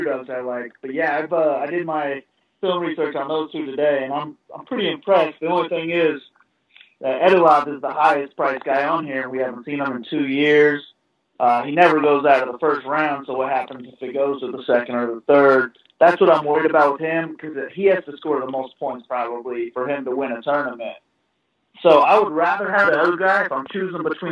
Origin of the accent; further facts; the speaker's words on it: Indianapolis, Indiana, United States; I'm from Indy.